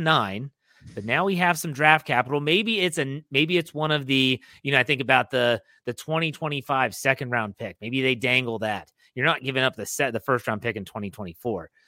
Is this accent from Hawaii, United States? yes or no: no; Wheeling, West Virginia, United States; now in Maryland, United States; I didn't grow up in Pittsburgh. I grew up in Wheeling, West Virginia